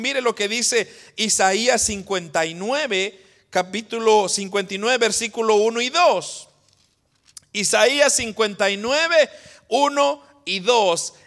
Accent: Guatemala; los que somos de Guatemala, usted dice, ¿por qué nací yo en Guatemala?

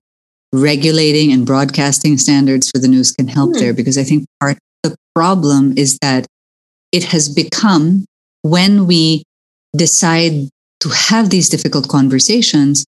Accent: Philippines; as a Filipino

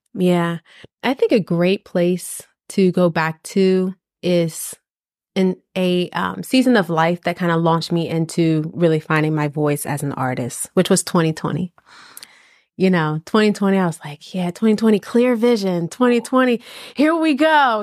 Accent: East Coast, United States; I am from the East Coast.

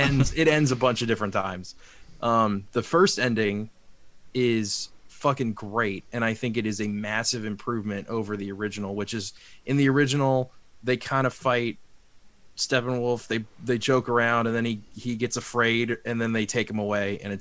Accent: United States; I'm an American

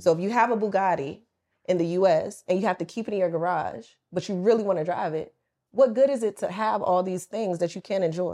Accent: the South, United States; moved away as an adult; also born or lived in Atlanta; now in Dubai, United Arab Emirates; I'm from the South. I'm a country girl.

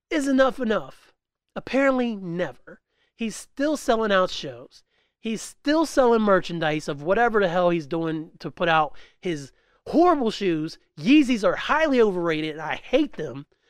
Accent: West Virginia, United States; I'm from West Virginia

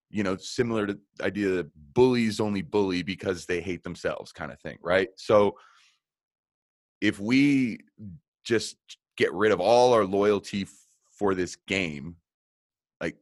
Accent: Colorado, United States; I'm from Colorado

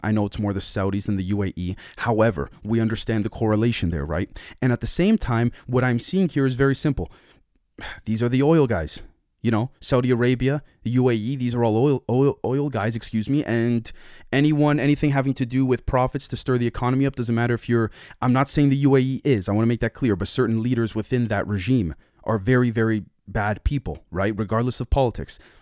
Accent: Canada; I'm a Canadian citizen

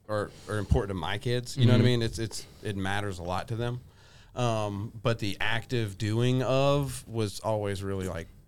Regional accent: Augusta, Georgia, United States; born or raised there; also born or lived in Louisiana

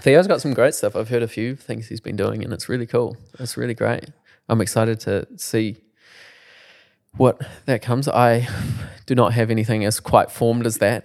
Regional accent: Timaru, Canterbury, New Zealand; I'm from Timaru

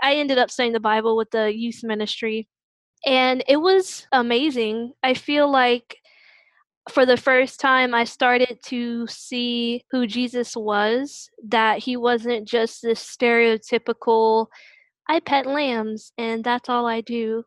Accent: Newport News, Virginia, United States; moved away as an adult; now in Virginia Beach, United States; I currently reside in Virginia Beach, Virginia, but I'm originally from Newport News, Virginia

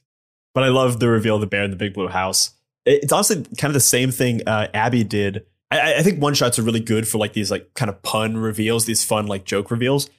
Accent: Ohio, United States; I'm from Ohio

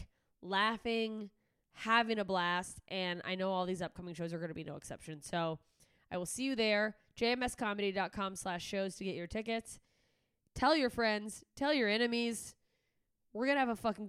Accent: Alaska, United States; moved away; my home state of Alaska

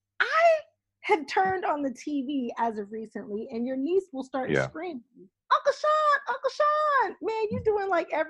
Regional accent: East Coast, United States; I'm from the East Coast.

